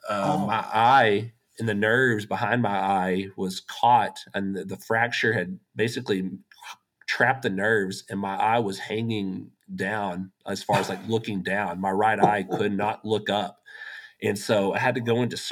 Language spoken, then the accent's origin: English; West Texas, United States; I grew up in West Texas, talked about the days on the cotton farm